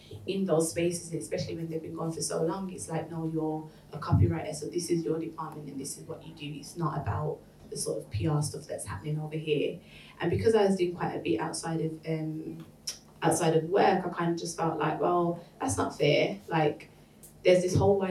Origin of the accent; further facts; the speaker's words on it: Birmingham, West Midlands, United Kingdom; moved away as an adult; now in London, United Kingdom; I'm originally from Birmingham, and I moved to London about 3.5 years ago.